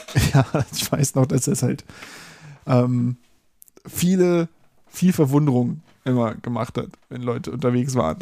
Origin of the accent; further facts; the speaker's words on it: Berlin, Germany; ich bin in Wilmersdorf aufgewachsen